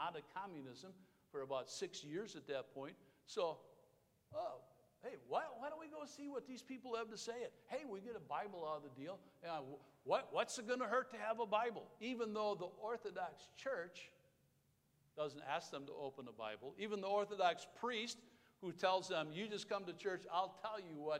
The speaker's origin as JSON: {"language": "English", "region": "Wisconsin", "country": "United States", "said": "We're from Wisconsin."}